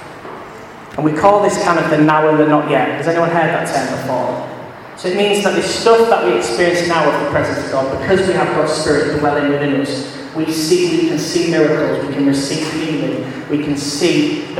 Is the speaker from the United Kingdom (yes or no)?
yes; England, United Kingdom; As English Christians